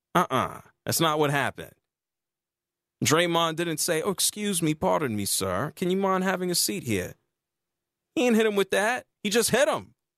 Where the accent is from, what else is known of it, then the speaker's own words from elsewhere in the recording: Atlanta, Georgia, United States; I'm from Atlanta, live in Atlanta.